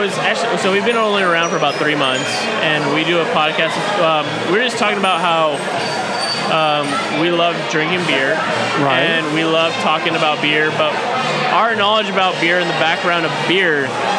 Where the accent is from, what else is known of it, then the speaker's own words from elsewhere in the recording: New Mexico, United States; moved away; Back in my hometown, New Mexico, we did ranch